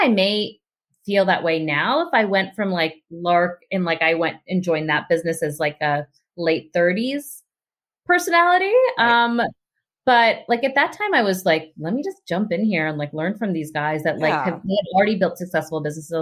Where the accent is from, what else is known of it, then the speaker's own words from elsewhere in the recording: Pittsburgh, Pennsylvania, United States; I grew up in Pittsburgh